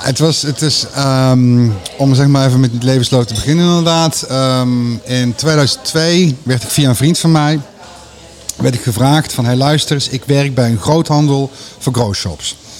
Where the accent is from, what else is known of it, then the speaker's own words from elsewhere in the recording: Veldhoven, North Brabant, Netherlands; ik ben opgegroeid in Veldhoven.